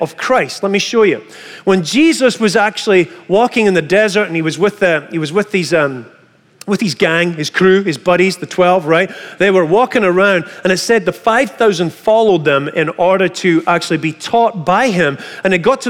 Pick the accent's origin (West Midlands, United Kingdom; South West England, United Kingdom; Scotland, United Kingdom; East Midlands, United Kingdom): Scotland, United Kingdom; moved away; I come from Scotland